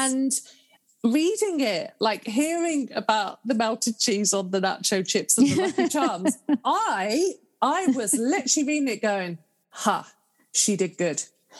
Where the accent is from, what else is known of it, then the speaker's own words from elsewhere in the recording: United Kingdom; now in Canada; And as a Brit, I get that.